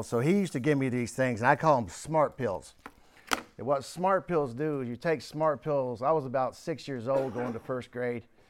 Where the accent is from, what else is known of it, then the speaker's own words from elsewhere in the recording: Houston, Texas, United States; also born or lived in Warren, Pennsylvania; I grew up in Houston